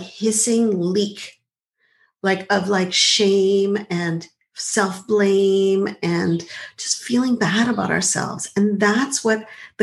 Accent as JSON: {"language": "English", "town": "Montreal", "region": "Quebec", "country": "Canada", "tie": "born or raised there", "said": "I grew up in Montreal"}